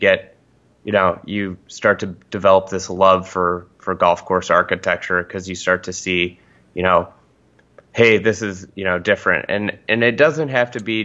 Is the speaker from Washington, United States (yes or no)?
no; Chicago, Illinois, United States; I grew up on the North Shore here in Chicago, where there's like a plethora of great golf